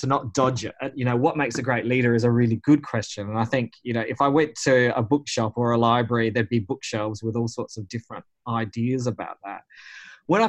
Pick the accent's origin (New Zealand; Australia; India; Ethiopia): Australia; Whyalla, South Australia; I grew up in Whyalla, which is a town in South Australia